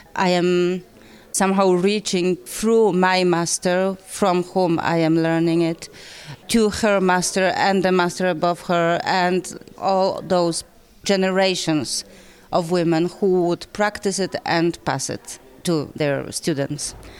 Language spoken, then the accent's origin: English; Poland; I come from Poland